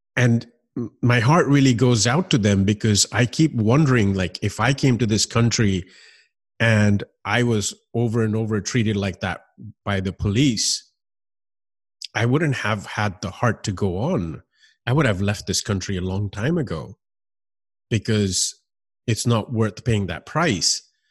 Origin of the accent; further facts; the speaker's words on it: United States; also born or lived in Miami; growing up in this country